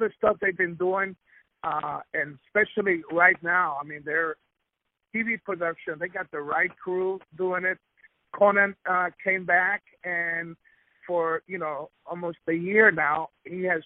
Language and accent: English; Ecuador; I was born in Ecuador and I'm Spanish, as a Latino, I'm very proud.